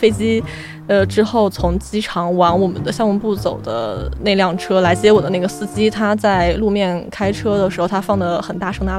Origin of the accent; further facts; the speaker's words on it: Yinchuan, Ningxia, China; 因为我的家乡是在西北的一个城市，叫银川，嗯，它是在宁夏回族自治区。然后从小其实身边的穆斯林朋友会比较多